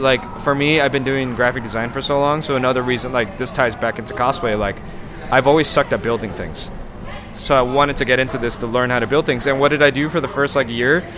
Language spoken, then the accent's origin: English; Los Angeles, California, United States; also born or lived in San Francisco; I was born in San Francisco, but I've lived in the LA area all my life.